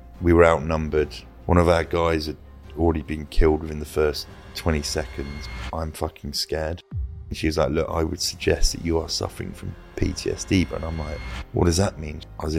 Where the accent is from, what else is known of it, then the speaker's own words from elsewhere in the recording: Luton, East of England, United Kingdom; The other one was I grew up in Luton. It's not an affluent area. It wasn't where I was anyway.